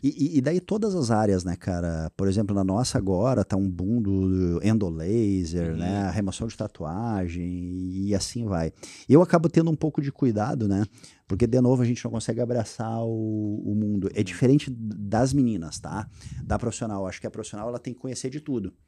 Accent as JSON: {"language": "Portuguese", "town": "Porto Alegre", "region": "Rio Grande do Sul", "country": "Brazil", "tie": "born or raised there", "also_born_or_lived": "Teutônia", "moved": "yes", "lives_now": "Lajeado, Brazil", "said": "eu sou um cara que sou nascido criado em Porto Alegre"}